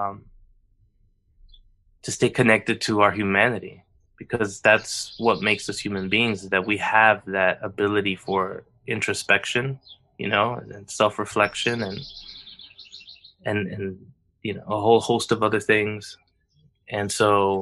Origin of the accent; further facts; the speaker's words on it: United States; having been born and raised in the United States